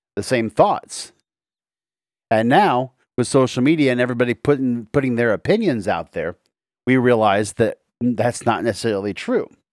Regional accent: United States; my country, America

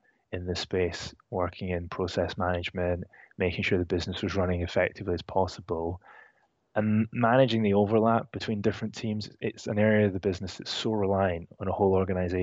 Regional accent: Edinburgh, Scotland, United Kingdom; moved away as an adult; also born or lived in Reading; now in London, United Kingdom; I'm from Edinburgh originally, and I moved to London a couple of years ago.

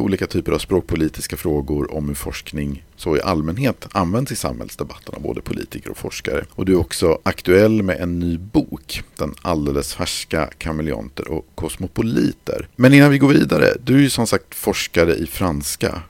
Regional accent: Sweden; also born or lived in Germany / Iceland; jag var svensk

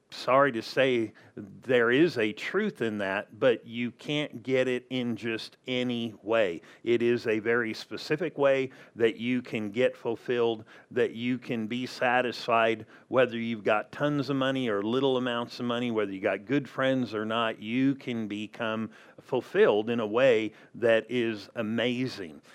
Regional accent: Southern California, United States; now in Arizona, United States; I grew up in Southern California

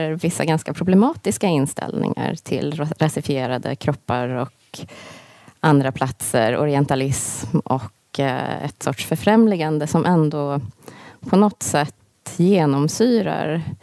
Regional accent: Sweden; also born or lived in United States; jag är född i USA men uppvuxen i Sverige och USA

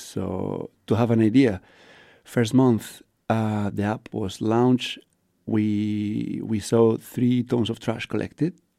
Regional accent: León, Castile and León, Spain; English is a second language; moved away as an adult; now in Luxembourg; I come from Spain, from a little village called León in the northwest. and it's been three years and a half I live in Luxembourg.

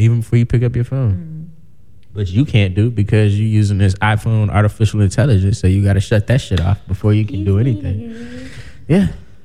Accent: South Suburbs of Chicago, Illinois, United States; I'm from the South Suburbs.

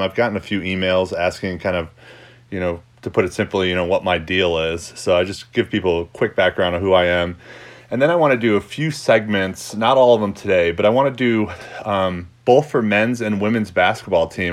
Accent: New York, United States; moved away as an adult; also born or lived in Dallas / Pennsylvania / Belgium; now in Colorado, United States; I was born in Dallas, um, but actually grew up in New York.

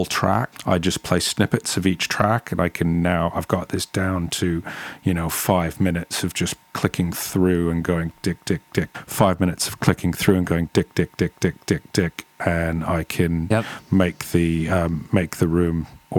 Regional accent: Toronto, Ontario, Canada; moved away as an adult; also born or lived in England; I grew up in and around the Toronto area in Canada in the 1980s as a teenager. And I got over to England in the early 90s

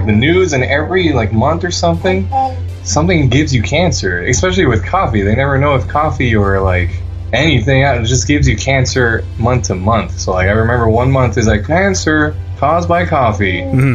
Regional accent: Miami, Florida, United States; I'm from Miami

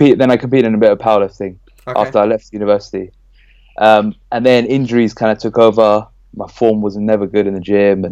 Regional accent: London, United Kingdom; I'm from Northwest London, Pinner to be exact

